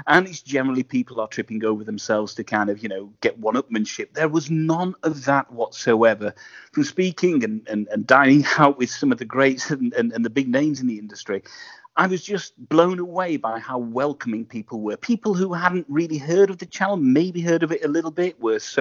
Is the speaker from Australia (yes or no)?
no; England, United Kingdom; I'm being English